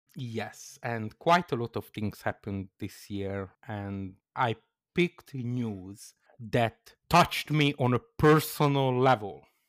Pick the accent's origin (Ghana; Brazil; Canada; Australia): Canada; As a Canadian